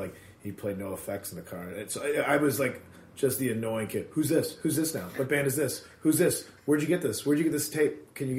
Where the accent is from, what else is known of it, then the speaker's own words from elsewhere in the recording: Addison, Illinois, United States; Chicagoland area, suburbs.